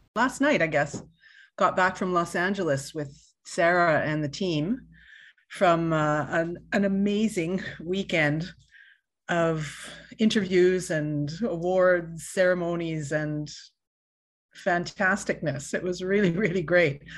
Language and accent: English; Winnipeg, Manitoba, Canada; I grew up in Winnipeg, Manitoba